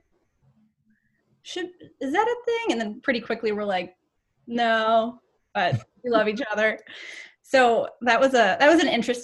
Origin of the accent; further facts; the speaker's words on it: Cleveland, Ohio, United States; also born or lived in New York City; I moved to Cleveland in fifth grade and started fifth grade at Shaker